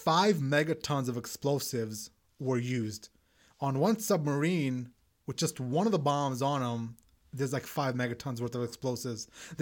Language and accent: English; Pakistan; moved away; also born or lived in Middle East; growing up in Pakistan and being around the Middle East